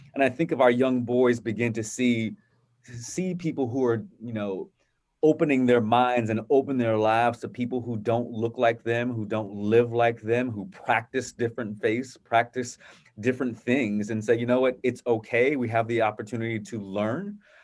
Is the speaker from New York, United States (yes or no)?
no; Virginia Beach, Virginia, United States; growing up in a, a, a wonderful environment, uh, in Virginia Beach with my family